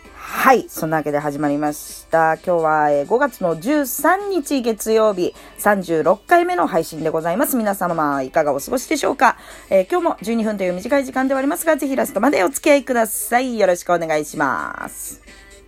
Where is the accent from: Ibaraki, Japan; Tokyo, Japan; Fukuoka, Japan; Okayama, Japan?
Tokyo, Japan; 生まれも育ちも東京